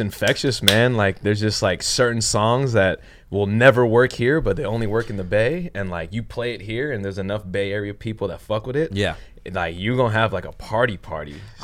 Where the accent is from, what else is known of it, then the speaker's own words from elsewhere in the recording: San Francisco, California, United States; also born or lived in Hong Kong; moved back to San Francisco. That's where I'm from